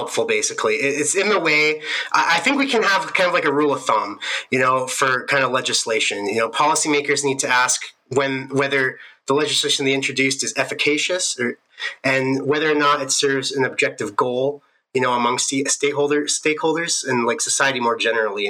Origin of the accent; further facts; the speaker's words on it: Southern Alberta, Canada; moved away as an adult; now in Edmonton, Canada; I'm from Southern Alberta originally, but now me and my fiance, we're living up here in Edmonton